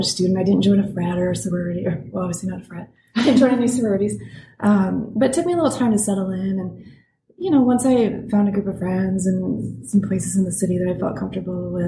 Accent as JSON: {"language": "English", "town": "Frankenmuth", "region": "Michigan", "country": "United States", "tie": "born or raised there", "moved": "yes", "lives_now": "Portland, United States", "said": "I grew up in a very small tourist town called Frankenmuth in Michigan"}